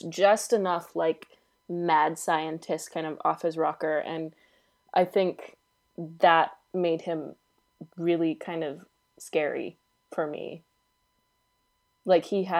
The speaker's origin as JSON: {"language": "English", "country": "United States", "said": "I'm American"}